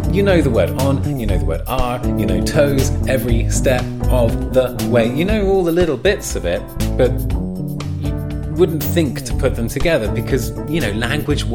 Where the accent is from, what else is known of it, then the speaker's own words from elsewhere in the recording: England, United Kingdom; accent: regional English; moved away as an adult; my posh accent sort of slipped and I went back into my more regional accent, how I usually talk to friends when I'm back in England